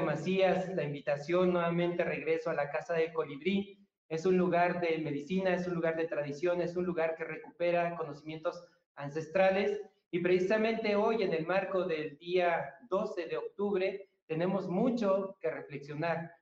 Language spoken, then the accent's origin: Spanish; Tamazunchale, San Luis Potosí, Mexico; moved away; also born or lived in Colima; Nací en Tamazunchale, en una chocita, está todavía